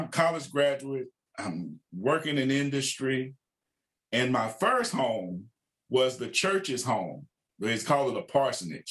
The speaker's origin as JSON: {"language": "English", "town": "Waxahachie", "region": "Texas", "country": "United States", "tie": "born or raised there", "moved": "as an adult", "lives_now": "Kansas City, United States", "said": "Now I'm from Waxahachie. I'm pastoring in my hometown where I grew up"}